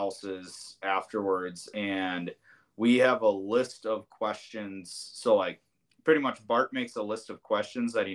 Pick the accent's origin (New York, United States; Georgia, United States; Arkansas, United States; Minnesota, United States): Minnesota, United States; Bloomington; moved away as an adult; now in New Prague, United States; I'm from Bloomington is where I grew up